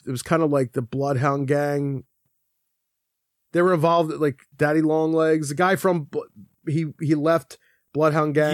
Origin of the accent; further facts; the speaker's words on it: Philadelphia, Pennsylvania, United States; I'm from Philadelphia. My dad's from Philadelphia